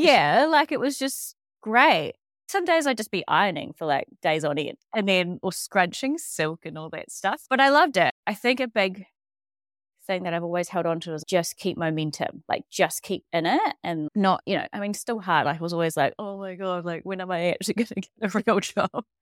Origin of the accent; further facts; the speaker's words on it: Dunedin, Otago, New Zealand; moved away as an adult; also born or lived in Australia; I am from Dunedin and grew up here on a s, little kind of lifestyle farm just around the bay